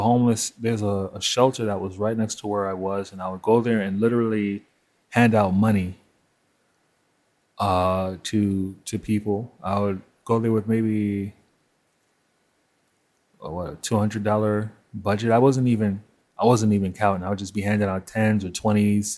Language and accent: English; New York, United States; I grew up in Crown Heights